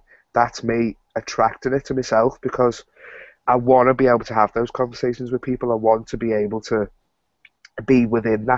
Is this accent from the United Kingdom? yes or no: yes; Liverpool, North West England, United Kingdom; I'm actually from Liverpool in the UK.